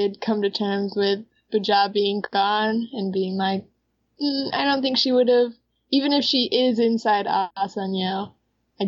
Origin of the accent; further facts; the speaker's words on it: United States; we're American